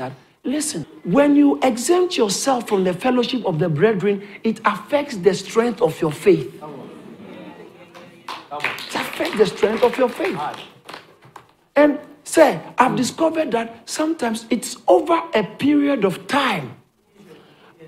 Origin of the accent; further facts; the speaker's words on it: Ghana; now in United Kingdom; I grew up in Ghana